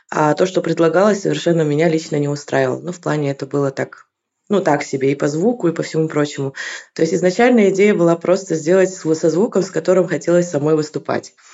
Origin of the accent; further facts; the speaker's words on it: Kyrgyzstan; moved away as an adult; Я приехала из Киргизии четыре года назад.